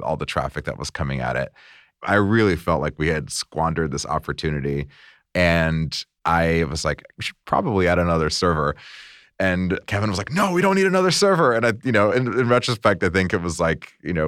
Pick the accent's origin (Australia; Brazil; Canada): Brazil; now in United States; I come from Brazil. I was on a work visa